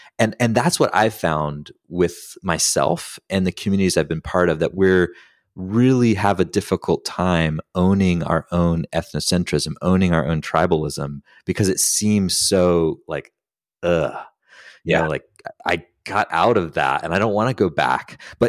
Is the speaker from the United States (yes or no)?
yes; the South, United States; for me growing up in the South, in the rural South, there's a lot of bad shit